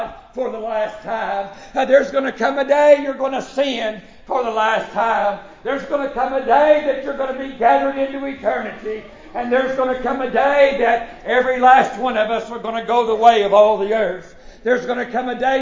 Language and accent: English; United States; as an American citizen